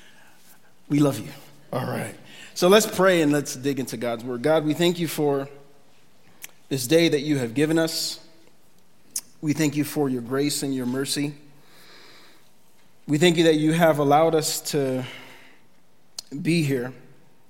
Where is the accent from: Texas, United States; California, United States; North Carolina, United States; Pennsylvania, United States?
Pennsylvania, United States; Philadelphia; moved away as an adult; now in Kearney, United States; our family, we are from Philadelphia